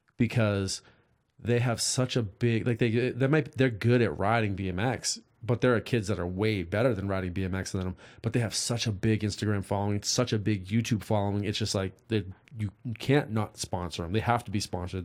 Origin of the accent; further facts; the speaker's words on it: East Coast, United States; now in California, United States; I grew up on the East Coast